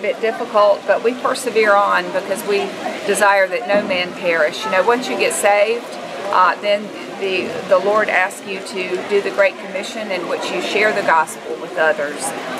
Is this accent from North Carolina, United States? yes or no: yes; North Carolina, United States; I'm from North Carolina.